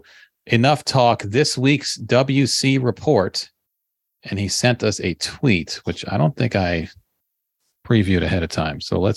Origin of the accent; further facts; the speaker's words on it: Nigeria; I've also heard a variation of this story growing up in Nigeria about India not playing at the World Cup.